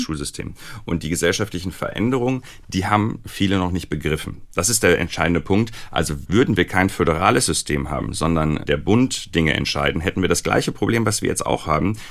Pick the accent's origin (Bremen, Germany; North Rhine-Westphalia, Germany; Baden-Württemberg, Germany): North Rhine-Westphalia, Germany; Recklinghausen; ich bin im Ruhrgebiet aufgewachsen, äh, in Recklinghausen